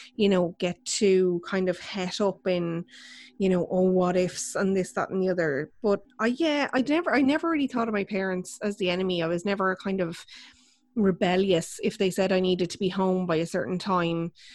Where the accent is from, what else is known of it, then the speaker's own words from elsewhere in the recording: Ireland; we're Irish